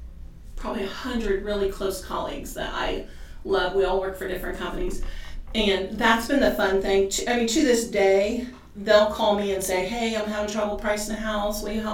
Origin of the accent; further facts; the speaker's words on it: Ireland; I grabbed his fist because I am Irish.